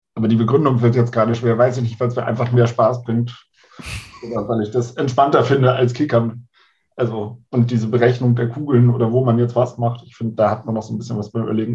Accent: Hamburg, Germany; now in Bremen, Germany; Also ich komme aus Hamburg ursprünglich, bin da geboren und bin dann für die Nordlichter in die verbotene Stadt gezogen und lebe mittlerweile in Bremen

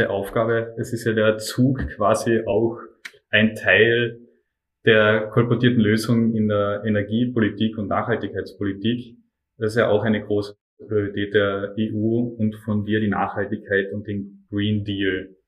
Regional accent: Tyrol, Austria; Meine Heimat ist für mich Tirol, ganz eindeutig

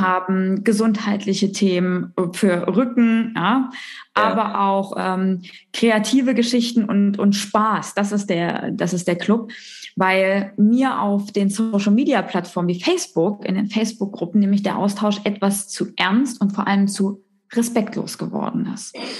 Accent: Thuringia, Germany; ich bin gebürtig aus Thüringen. Das heißt, die, die Ost-Connection geht hier durch

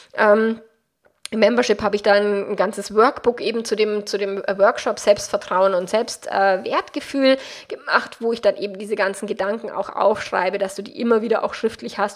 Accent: Bavaria, Germany; accent: Bavarian; meinen bayerischen Dialekt

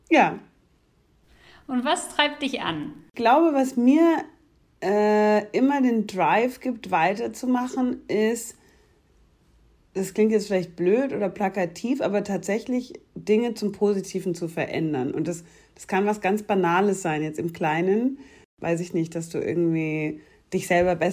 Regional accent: Munich, Bavaria, Germany; born there; Ich bin eine gebürtige Münchnerin, aber keine bayerische Monarchistin.

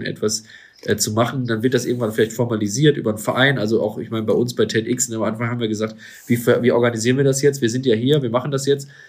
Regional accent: Duisburg, North Rhine-Westphalia, Germany; mit einem lokalen Schwimmbad hier bei uns in Duisburg zum Beispiel dann zusammengearbeitet. Ähm, ja, war auch immer eine schöne Zeit als Kind da irgendwie äh, mitzuschwimmen

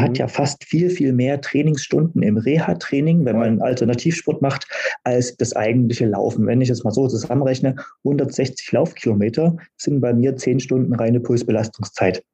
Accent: Berlin, Germany; in meiner Heimatstadt

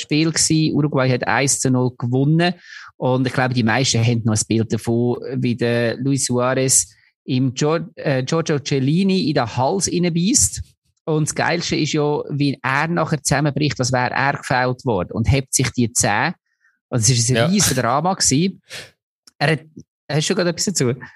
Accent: Switzerland; als Schweizer

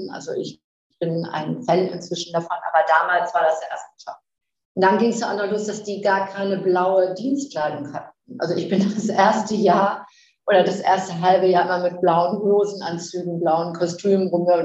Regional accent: Flensburg, Schleswig-Holstein, Germany; born there; also born or lived in Ruhrgebiet; 59 Jahre alt und ähm, bin eigentlich äh, so in Flensburg geboren. Ich komme aus dem Norden und habe dann

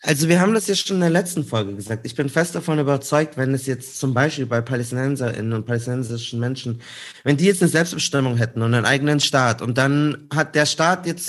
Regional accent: Munich, Bavaria, Germany; bei uns in München

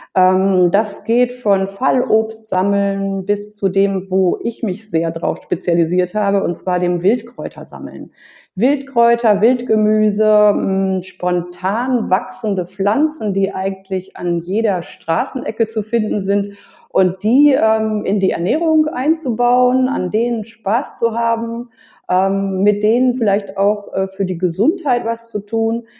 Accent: North Rhine-Westphalia, Germany; also born or lived in Berlin; now in Mallorca, Spain; als Kind schon ähm, damals in, in, in meiner Heimat, das ist Westfalen

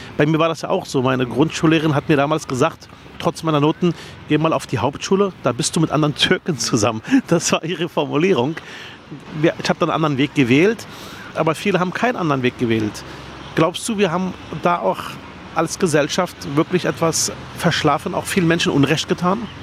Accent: Berlin, Germany; Ich bin in Herrstraße Nord aufgewachsen, in der Plattenhaussiedlung im Armenhaus Berlins

